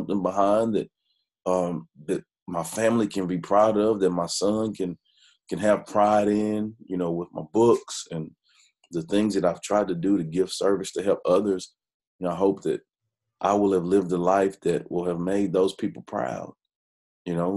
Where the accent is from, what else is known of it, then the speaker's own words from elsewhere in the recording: Hearne, Texas, United States; also born or lived in Dallas, Texas; I grew up in Hearn